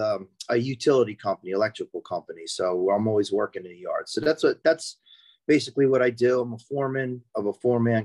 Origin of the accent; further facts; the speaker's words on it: Franklin Township, New Jersey, United States; I'm from Franklin Township in New Jersey. That's in Hunterdon County.